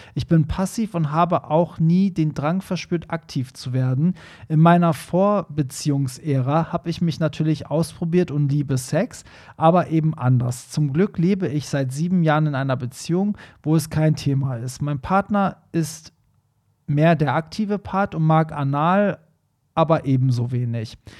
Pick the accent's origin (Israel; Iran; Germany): Iran; Tehran, Tehran Province; moved away; in einer Metropole wie Teheran aufgewachsen ist, so wie ich